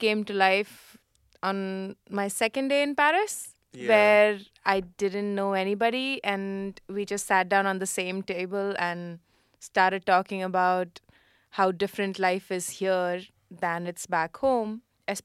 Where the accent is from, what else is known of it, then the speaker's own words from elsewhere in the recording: India; now in France; I'm from India.